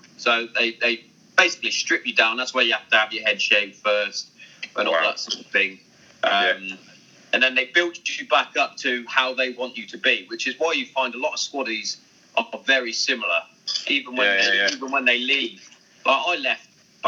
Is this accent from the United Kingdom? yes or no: yes; Hereford, West Midlands, United Kingdom; I'm originally from Hereford